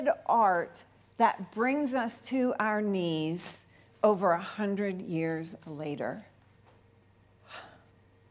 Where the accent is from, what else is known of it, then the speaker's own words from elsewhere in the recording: Cherry Hill, New Jersey, United States; my hometown of Cherry Hill, New Jersey